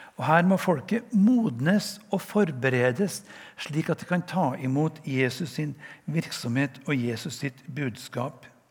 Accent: west of Namsos, Trøndelag, Norway; accent: Trønder; jeg er jo trønder, som dere hører. Jeg kommer fra en plass vest for Namsos.

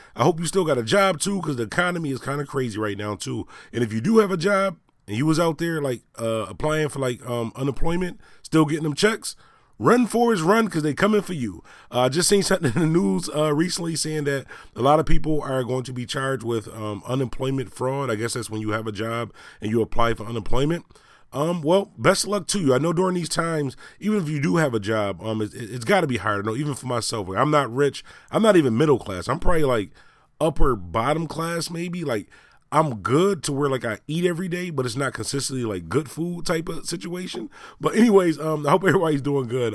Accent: Buffalo, New York, United States; I'm from Buffalo, New York

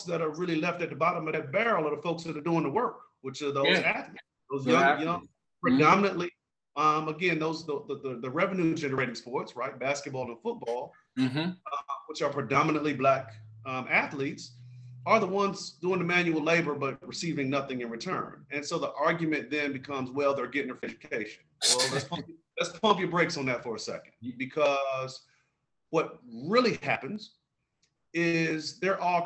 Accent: Greenville, South Carolina, United States; also born or lived in Roanoke, Virginia / Fork Union, Virginia; I'm originally from Greenville, South Carolina

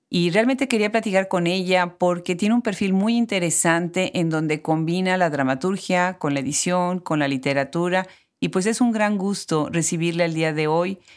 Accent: Mexico; Sí, soy mexicana

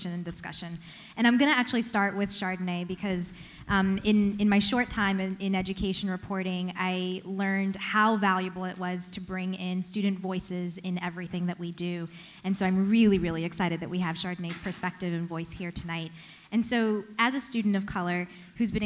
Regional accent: North Carolina, United States; My siblings and I were raised in North Carolina

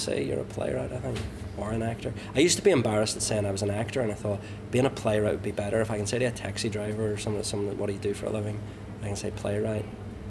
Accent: Ulster, Northern Ireland, United Kingdom; moved away; also born or lived in London; I like many Ulster Protestants, you then abandon your British identity and embrace being Irish

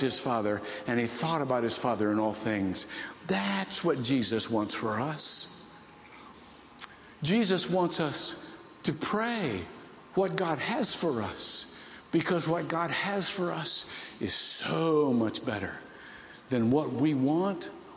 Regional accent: Ohio, United States; I was raised to be a big Bill Glass fan because I'm from Ohio

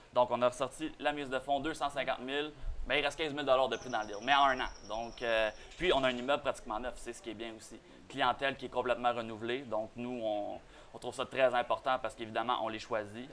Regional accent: Boisbriand, Quebec, Canada; nous on vient de la Rive-Nord, disons bois briand

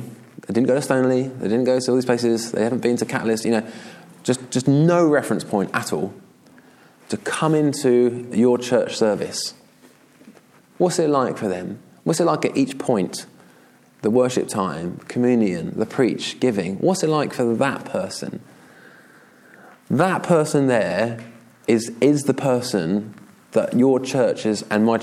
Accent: Surrey, South East England, United Kingdom; moved away as an adult; now in Brighton, United Kingdom; Where I grew up in Surrey

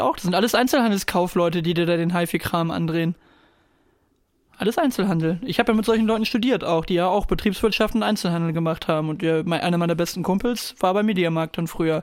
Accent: Germany; heißen wir halt äh, Deutsche

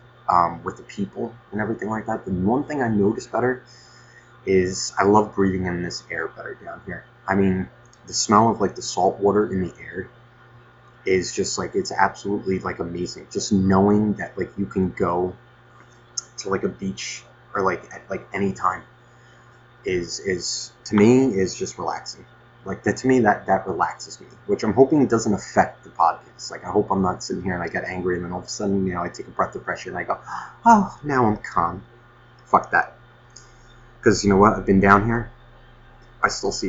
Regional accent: Nutley, New Jersey, United States

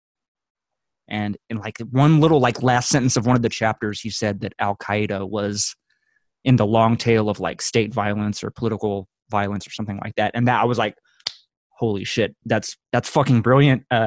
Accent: Texas, United States; I grew up on a cattle ranch in Texas

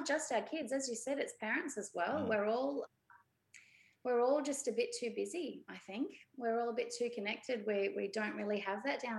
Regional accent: Brisbane, Queensland, Australia; I grew up in Brisbane and I'm one of six

